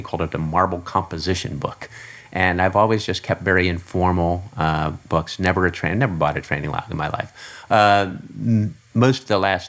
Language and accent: English; Philadelphia, Pennsylvania, United States; I grew up in the Philadelphia area